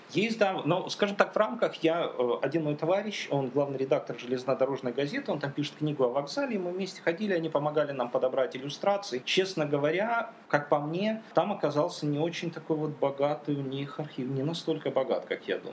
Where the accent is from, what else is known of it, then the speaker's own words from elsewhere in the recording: Donetsk, Donetsk Oblast, Ukraine; Я родился в Донецке, как бы и живу в Донецке